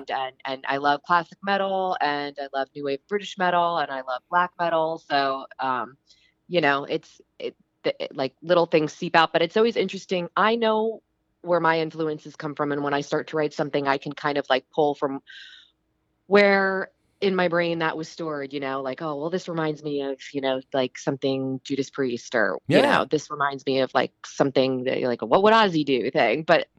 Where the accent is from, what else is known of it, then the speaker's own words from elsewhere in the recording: New Jersey, United States; also born or lived in Philadelphia; now in Los Angeles, United States; But I'm originally from the East Coast.